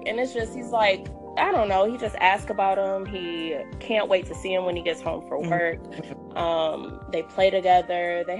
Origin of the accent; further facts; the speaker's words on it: Kalamazoo, Michigan, United States; I am from Kalamazoo, Michigan.